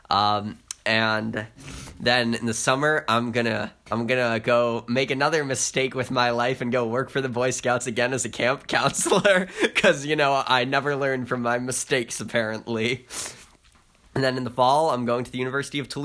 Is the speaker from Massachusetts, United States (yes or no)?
no; Maine, United States; accent: Maine; I don't mean to insult anyone with my Maine accent.